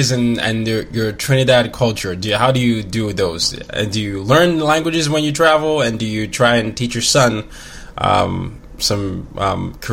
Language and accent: English; Nigeria; I'm like, I'm Nigerian, but I lived in this and this. But now I just say, you know, I'm a I'm a third culture kid.